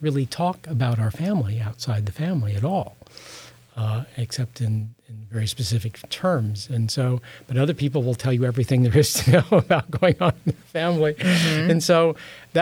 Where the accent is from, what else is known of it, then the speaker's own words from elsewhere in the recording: Midwest, United States; I grew up in the Midwest